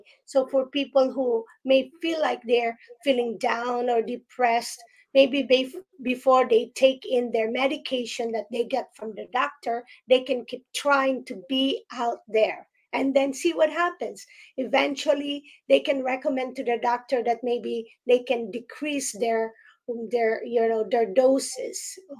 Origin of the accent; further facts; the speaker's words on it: Philippines; now in New Jersey, United States; I grew up in the Philippines. And so when I came here